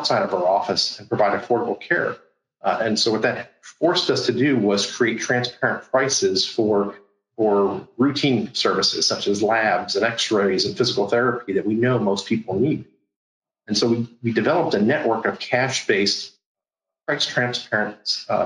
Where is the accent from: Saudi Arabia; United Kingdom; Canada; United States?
United States; Cleveland, Ohio; moved away as an adult; now in Florida, United States; I'm originally from Cleveland, Ohio